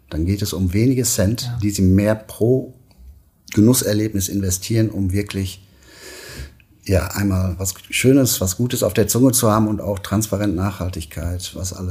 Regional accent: Münster, North Rhine-Westphalia, Germany; Ich bin Münsteraner und äh, ja, ich liebe die, die Stadt, weil die Menschen, die hier leben, äh, ein Qualitätsbewusstsein haben

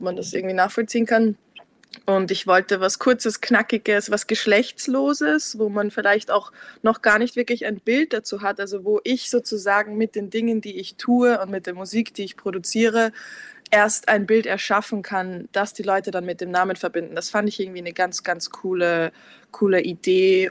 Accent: Vienna, Austria; also born or lived in Lower Austria; ich bin in Niederösterreich geboren, aber bin seit ich fünf bin in Wien.

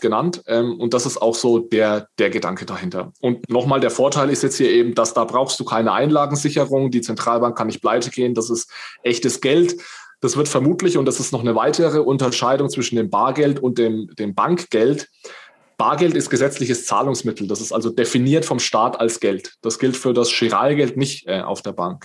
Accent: northern Bavaria, Germany; ich komme so aus dem, aus dem Norden Bayerns

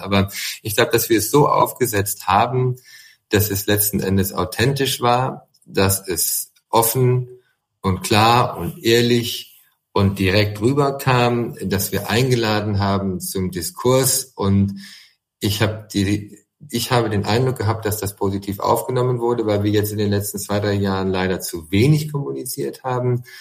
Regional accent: Siegen, North Rhine-Westphalia, Germany; moved away; Ich wohne zwar nicht mehr in Siegen, aber es ist nun mal meine Heimat, da komme ich her und das kann ich nicht und das will ich und würde ich auch niemals verleugnen. Ich bin ein Siegerländer

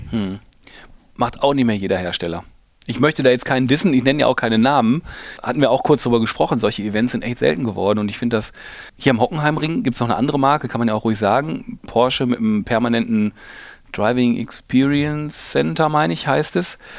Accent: Ruhr area, North Rhine-Westphalia, Germany; ich komme aus dem Ruhrgebiet

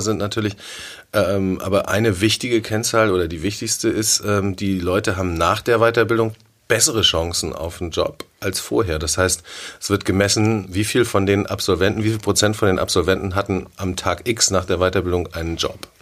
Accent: Sylt, Schleswig-Holstein, Germany; moved away as an adult; now in Hamburg, Germany; ich bin auf Sylt aufgewachsen

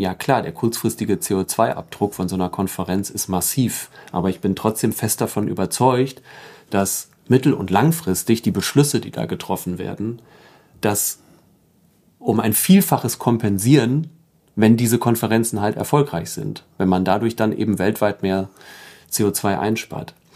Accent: Emsdetten, North Rhine-Westphalia, Germany; also born or lived in Karlsruhe; Da bin ich auch aufgewachsen in Emstetten

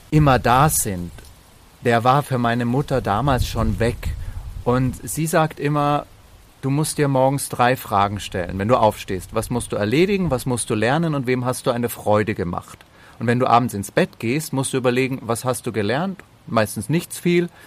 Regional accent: Bavaria, Germany; also born or lived in Slovenia; aufgewachsen in Bayern und Slowenien. Slowenen und Bayern haben ein ganz eigenes Verhältnis zum Tod.

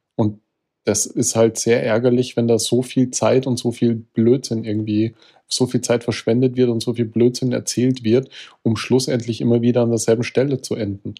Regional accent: Austria; ich als Österreicher

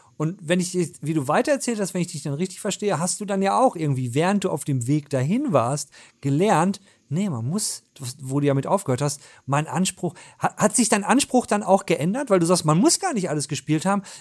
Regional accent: North Rhine-Westphalia, Germany; Ich komme aus Ostwestfalen

